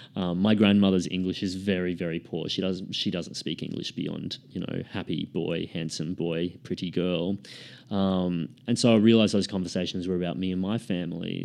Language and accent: English; Queensland, Australia; now in Sydney, Australia; I grew up in Queensland. I, I live in Sydney now